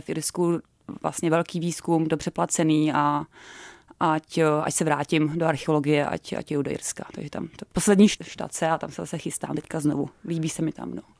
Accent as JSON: {"language": "Czech", "country": "Czechia", "also_born_or_lived": "New Zealand / Canada / Malta / Norway", "moved": "as an adult", "lives_now": "Ireland", "said": "jako každý Čech"}